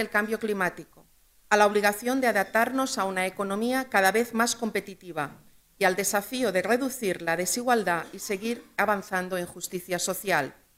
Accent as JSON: {"language": "Spanish", "region": "Balearic Islands", "country": "Spain", "said": "en mi tierra siempre hemos sido emprendedores, siempre hemos tenido buenas ideas, empresarios y empresarias que desde cuatro islas en medio del Mediterráneo"}